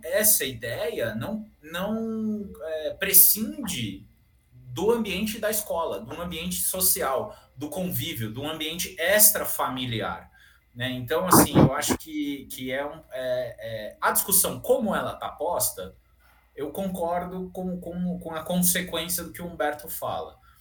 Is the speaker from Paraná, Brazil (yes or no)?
no; São Paulo, Brazil; Eu, como bom paulistano aqui